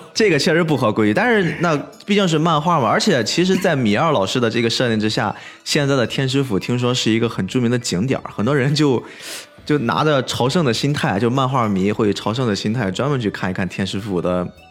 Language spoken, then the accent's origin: Chinese; Qingdao, Shandong, China; 我们青岛这边的崂山